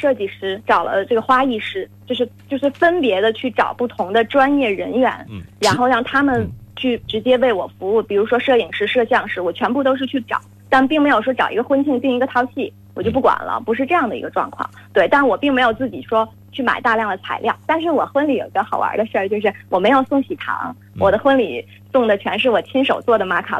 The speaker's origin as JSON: {"language": "Chinese", "region": "Tianjin", "country": "China", "tie": "born or raised there", "said": "呃，我们是在国内。在天天津，也就是我的老家，嗯嗯，办了一场大概一百人的一个，在一个美术馆里面，"}